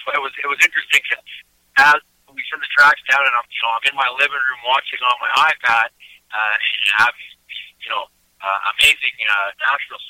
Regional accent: Eastern Canada, Canada; I come from Eastern Canada, and in Eastern Canada, we're kind of famous for something called kitchen parties.

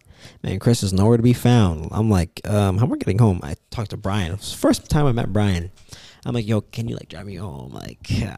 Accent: Canada; now in Florida, United States; I'm Canadian. It's like my second year in Florida

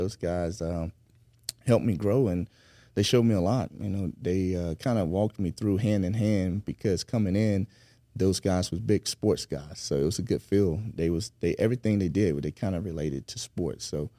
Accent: Century, Florida, United States; I'm actually from Century, Florida, small town outside of Pensacola.

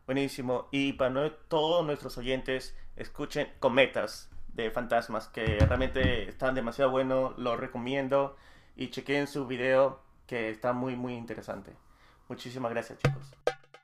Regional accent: Peru; yo soy de Perú, pero yo no resido en, en Lima

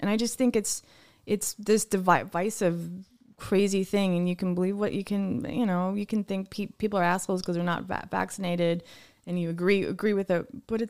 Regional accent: United Kingdom; I'm not arguing. I'm just British.

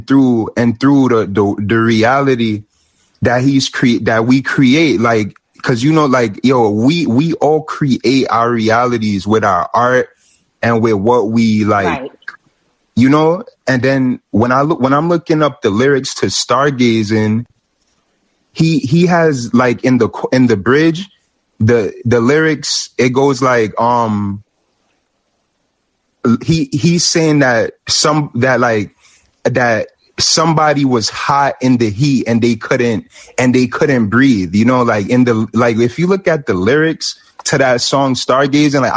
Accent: New York, United States; accent: Jamaican New York; I'm Jamaican, but I'm from New York

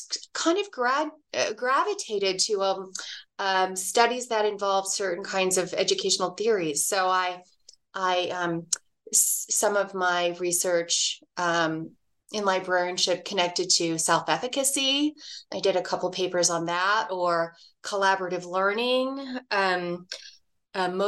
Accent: Dallas, Texas, United States; now in Reno, United States; I grew up in Dallas, Texas

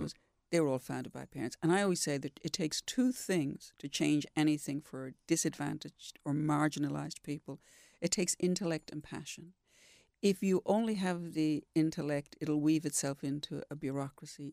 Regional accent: Dublin, Leinster, Ireland; moved away as an adult; also born or lived in Sumatra; now in Perth, Australia; I'm from Ireland, I'm from Dublin

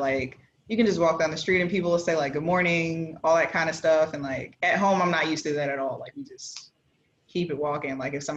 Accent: Prince George's County, Maryland, United States; moved away as an adult; also born or lived in Norfolk, Virginia; now in St. Thomas, U.S. Virgin Islands; I was born and raised in Maryland in Prince George's County, which is predominantly Black

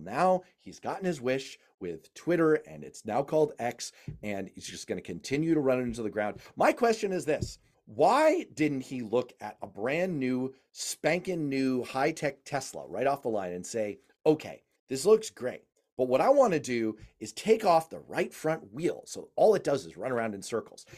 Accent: United States; as an American

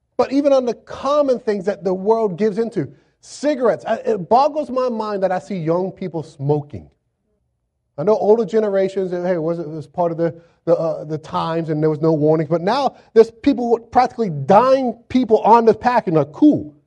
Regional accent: Florida, United States; moved away as an adult; now in Virginia Beach, United States; I'm from Florida. Grew up in Florida

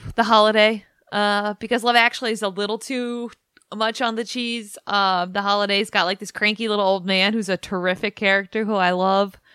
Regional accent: New England, United States; now in Washington, D.C., United States; I'm from New England

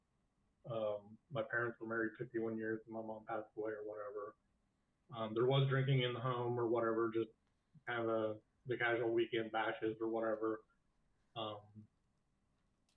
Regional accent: rural Illinois, United States; also born or lived in St. Louis, Missouri; we moved from St. Louis to rural Illinois in 78.

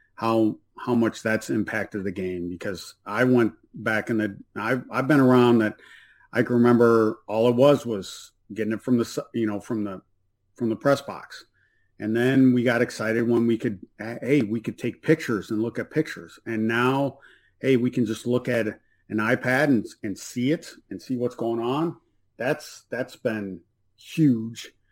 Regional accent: South Bend, Indiana, United States; I'm from the South Bend area, so I'm kind of partial to University of Notre Dame

